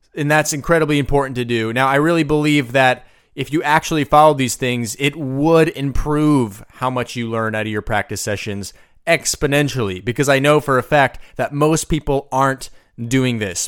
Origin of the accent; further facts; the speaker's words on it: United States; I'm from the United States